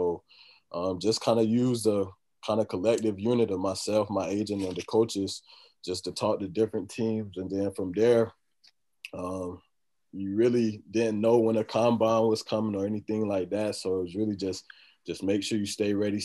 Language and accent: English; Florida, United States; moved away; I'm originally from Florida